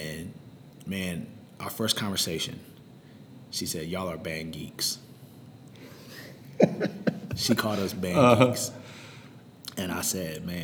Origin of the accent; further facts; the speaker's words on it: High Point, North Carolina, United States; also born or lived in Winston-Salem, North Carolina; my mom had just remarried, so we moved from Winston-Salem to High Point